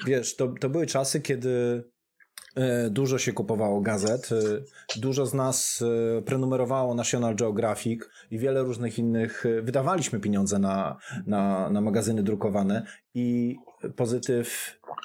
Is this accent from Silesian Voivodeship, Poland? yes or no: yes; Gliwice, Silesian Voivodeship, Poland; jestem z Gliwic